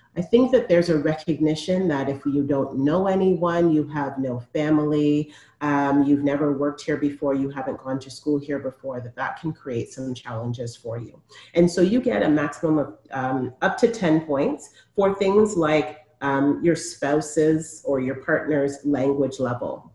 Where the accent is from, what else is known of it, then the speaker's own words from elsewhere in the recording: Toronto, Ontario, Canada; I'm born and raised in Toronto